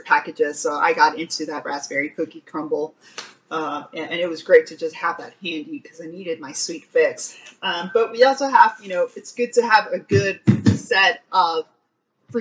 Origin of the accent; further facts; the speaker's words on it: Texas, United States; as a Texan